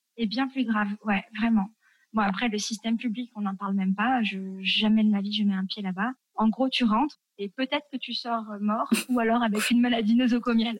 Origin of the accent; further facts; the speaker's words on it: France; moved away as an adult; also born or lived in Tunisia; nous, quand on est français, euh, tu touches pas les enfants des autres